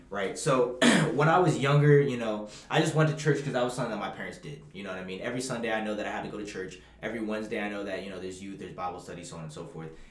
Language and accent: English; Bahamas; I'm from the Bahamas